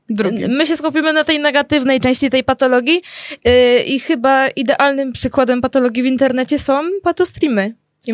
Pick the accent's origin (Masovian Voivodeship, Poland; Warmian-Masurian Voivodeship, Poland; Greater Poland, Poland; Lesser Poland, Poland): Masovian Voivodeship, Poland; Żyrardów; jak ja byłam mała, mieszkałam w Żlardowie